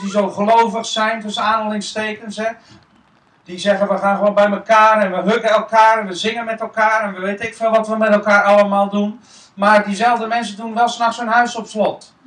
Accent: Netherlands; wij Nederlanders

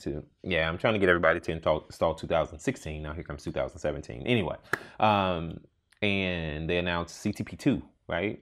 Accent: Houston, Texas, United States; moved away; I grew up in Houston

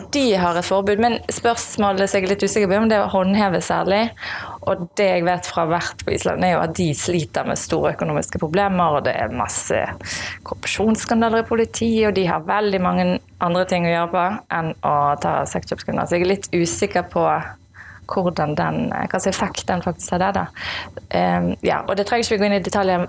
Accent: Askøy, Vestland, Norway; jeg født og oppvokst på Askøy

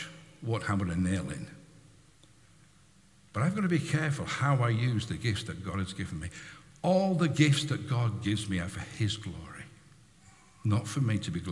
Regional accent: United Kingdom; We're British, most of us. We're British.

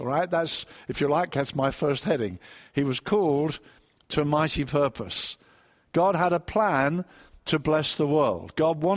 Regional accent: Brighton, South East England, United Kingdom; I come from Brighton

